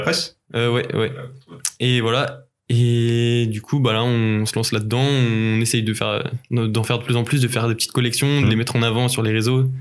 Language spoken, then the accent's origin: French; Rennes, Brittany, France; on est de Rennes